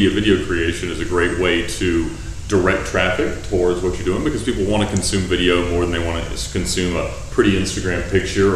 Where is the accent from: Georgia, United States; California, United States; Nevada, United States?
Georgia, United States; Alpharetta; I'm from Alpharetta, Georgia